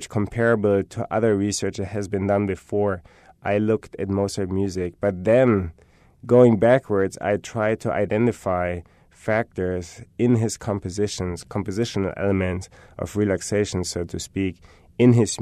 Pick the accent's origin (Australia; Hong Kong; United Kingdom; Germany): Germany; moved away; I'm from Germany